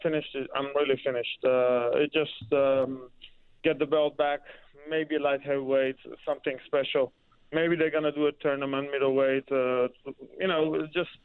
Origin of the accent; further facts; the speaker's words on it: Netherlands; English is a second language; also born or lived in Iran; From age of 8, we moved to Holland from Iran. And life was okay, normal. Just grew up with my family.